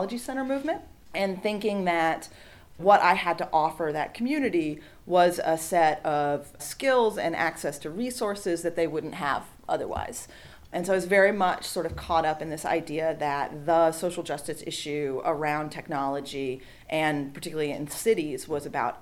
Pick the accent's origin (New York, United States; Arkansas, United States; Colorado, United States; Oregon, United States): New York, United States; Troy; a residential YWCA in my hometown of Troy, New York